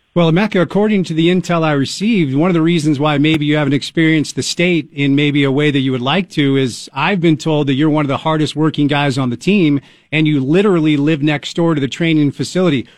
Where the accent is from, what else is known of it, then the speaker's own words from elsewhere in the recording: Northeast, United States; now in Utah, United States; I'm a child of the Northeast